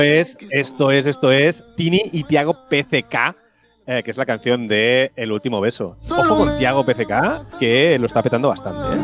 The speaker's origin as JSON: {"language": "Spanish", "town": "Tiana", "region": "Catalonia", "country": "Spain", "said": "mi pueblo, de Tiana"}